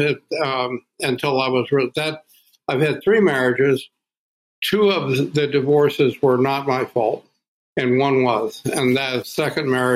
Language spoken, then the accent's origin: English; Cincinnati, Ohio, United States; I grew up on the east side of Cincinnati, Ohio